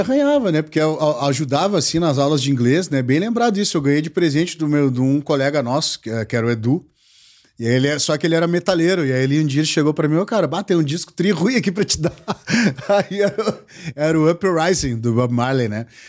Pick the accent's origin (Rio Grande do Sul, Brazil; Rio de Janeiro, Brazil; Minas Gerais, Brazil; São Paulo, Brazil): Rio Grande do Sul, Brazil; Porto Alegre; gaúcho, sou aqui de Porto Alegre